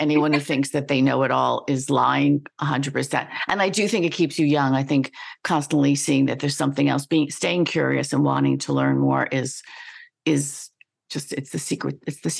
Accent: New York, United States; also born or lived in Washington, D.C.; I was told that I don't sound like I'm from New York unless I get angry. And then it's like, okay, now I lived in DC for a while

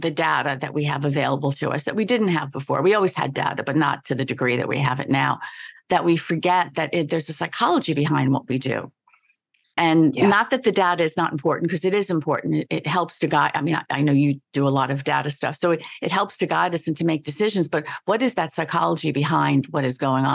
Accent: New York, United States; moved away; I was born in New York too and left for many years and then came back

